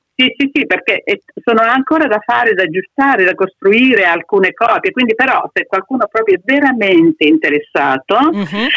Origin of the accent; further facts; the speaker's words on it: between Chieti and Pescara, Abruzzo, Italy; accent: Abruzzese dialect between Chieti and Pescara; moved away; Il mio dialetto è tra Chieti e Pescara, mm. perché abito qui vicino all'aeroporto, quindi eh, subisce l'influenza dei due posti dove io mh, mm, insomma, sono stata, in campagna, a San Buceto, qui nell'Antietino, mm-hmm. e al mare a Pescara